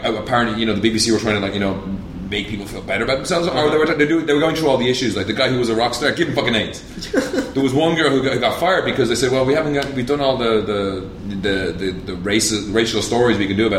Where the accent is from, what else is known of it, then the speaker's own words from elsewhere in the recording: Ireland; moved away; I was away from Ireland for a full year and a half, and I go back